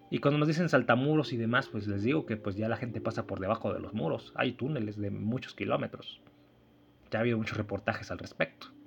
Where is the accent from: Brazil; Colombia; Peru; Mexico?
Mexico; now in Argentina; Solo éramos como tres mexicanos, incluyendo al jefe, a los jefes en realidad